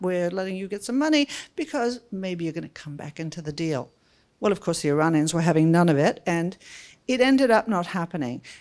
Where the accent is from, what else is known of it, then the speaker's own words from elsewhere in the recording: Australia; moved away as an adult; now in Washington, United States; hopefully you can hear that I come from Australia, but not from Sydney